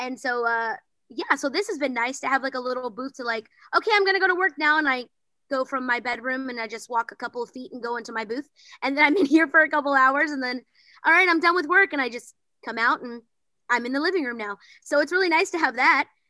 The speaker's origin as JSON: {"language": "English", "town": "Bryan", "region": "Texas", "country": "United States", "moved": "yes", "lives_now": "Los Angeles, United States", "said": "I'm originally from Bryan, Texas, but now I live in Los Angeles"}